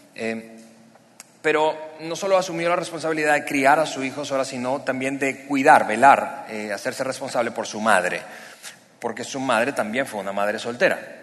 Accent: Venezuela; moved away as an adult; now in Mexico; ambos somos, Eliana y yo somos venezolanos

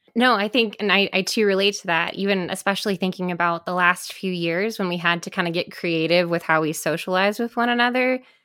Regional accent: Midwest, United States; moved away; I'm from the Midwest originally

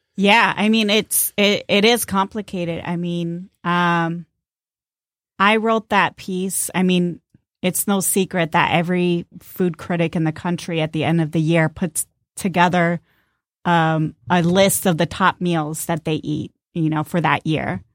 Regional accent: Southern California, United States; now in Detroit, United States; I grew up in Southern California

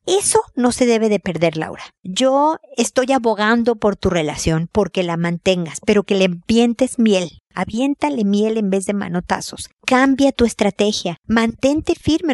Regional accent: Mexico; moved away as an adult; now in Chile; Soy mexicana, viví en México, me mudé a Chile porque a mi marido lo transfirieron

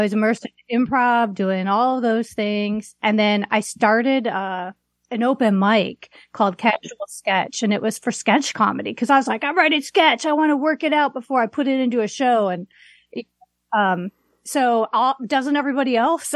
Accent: Waukegan, Illinois, United States; moved away as an adult; also born or lived in Las Vegas, Nevada / New York / Long Beach, California; now in Seattle, United States; I grew up in Waukegan

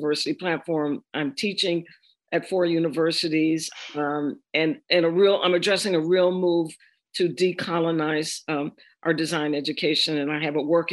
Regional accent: Washington, District of Columbia, United States; moved away as an adult; also born or lived in Providence, Rhode Island / Baltimore, Maryland / New York; I needed to get back to the Mid-Atlantic. I'm from Washington.

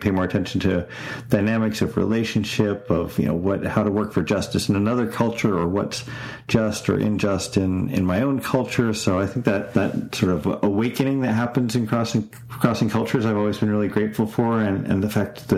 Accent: Florida, United States; also born or lived in Canada; I was born in Canada. I grew up there till I was 10, then moved to Florida. Lived in Florida till I was 20

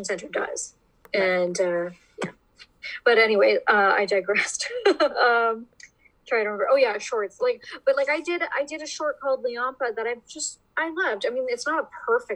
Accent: Welland, Ontario, Canada; my hometown, in Welland, Ontario

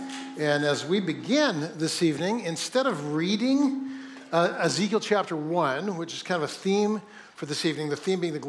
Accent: Oakland, California, United States; born there; I was born in Oakland, but teams come and go as well.

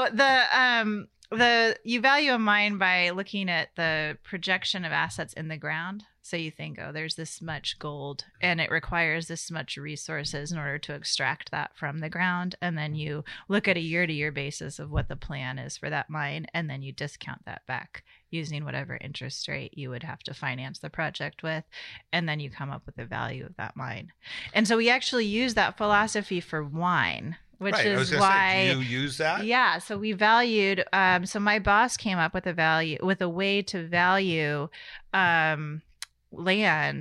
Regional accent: Sacramento, California, United States; also born or lived in Seattle; now in Napa, United States; I grew up in Sacramento, so my family's been in California for five generations

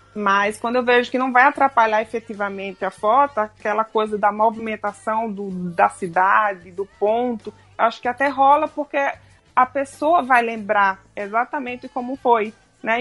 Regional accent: Maceió, Alagoas, Brazil; moved away as an adult; also born or lived in Buenos Aires; eu sou de Maceió tá. né, de Alagoas

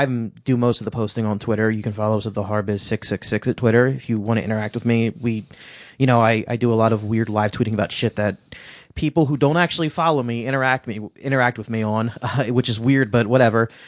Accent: California, United States; accent: British; California, but for some reason, I have a British accent.

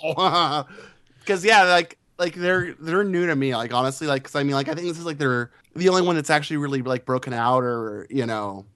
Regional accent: United States; being an American

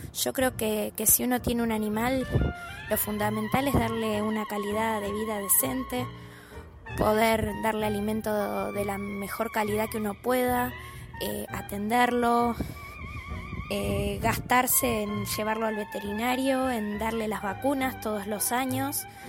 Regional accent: Mercedes, Buenos Aires Province, Argentina; moved away as an adult; also born or lived in Palermo, Buenos Aires; now in Buenos Aires, Argentina; Yo me crié en Mercedes, en una casa con patio bastante grande

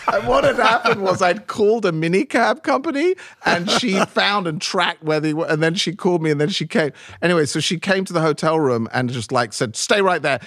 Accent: London, United Kingdom; number 54 Abbey Road where I grew up in London

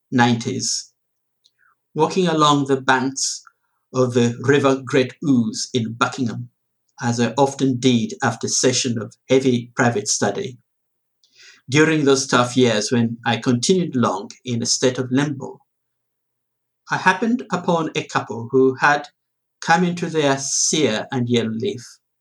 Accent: Uganda; born there; And I am originally from Uganda, well, sort of, born in Uganda anyway.

